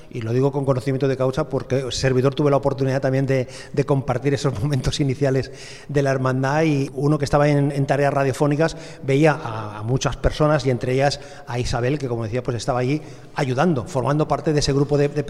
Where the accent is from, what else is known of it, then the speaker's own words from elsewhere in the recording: La Rambla, Andalusia, Spain; now in Cornellà, Spain; Yo soy de la Rambla de Córdoba.